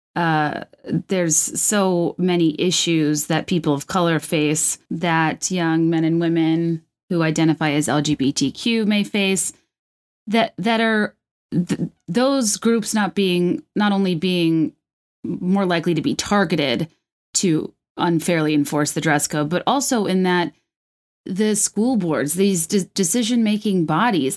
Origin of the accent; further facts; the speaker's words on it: Virginia, United States; I'm from Virginia